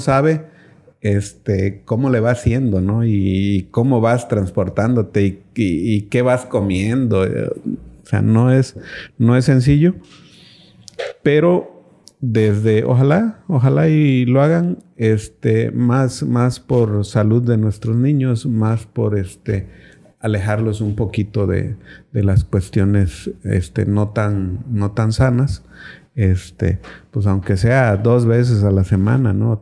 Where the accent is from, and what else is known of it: Cintalapa, Chiapas, Mexico